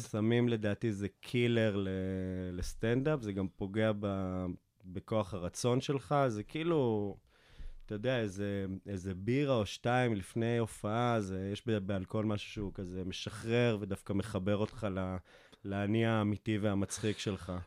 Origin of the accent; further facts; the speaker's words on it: Afula, Northern District, Israel; זה אחד החורים הכי מושתנים בארץ, גדלתי שם